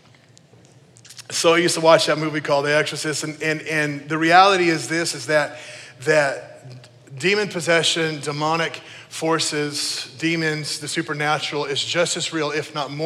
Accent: New Mexico, United States; I grew up in New Mexico

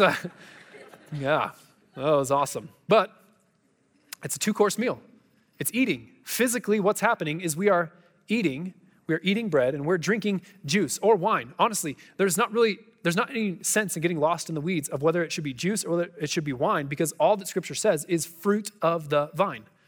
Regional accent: United States; as American people

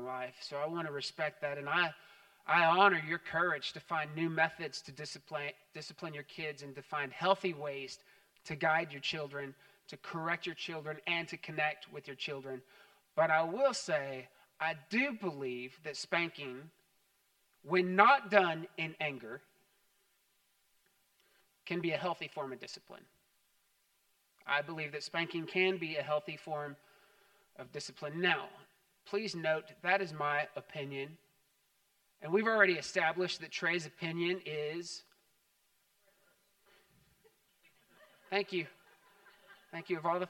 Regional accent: Texas, United States; growing up in Texas.

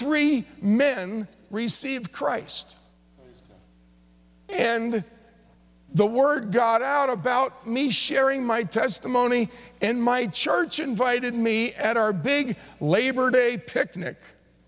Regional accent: New Jersey, United States; I grew up in New Jersey, but two or three times a year would go into New York City.

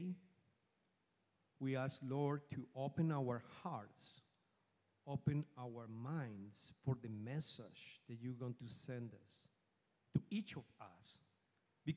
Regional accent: Bogotá, Colombia; English is a second language; moved away as an adult; now in Houston, United States; I am from Colombia. I was born in Bogota, Colombia. And I came to this country in the year 2001

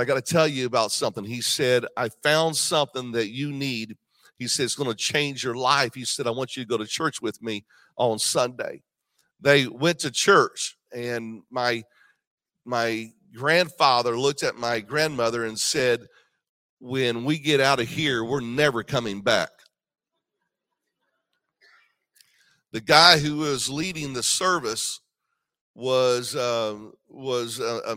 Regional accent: Indiana, United States; I grew up in Indiana, but my dad is from Georgia.

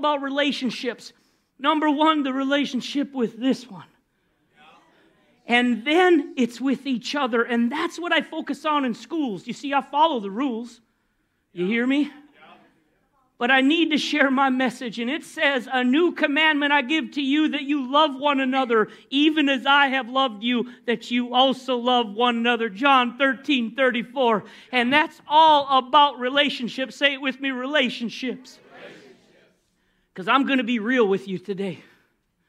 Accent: Minnesota, United States; moved away as an adult; now in Florida, United States; I came from Minnesota.

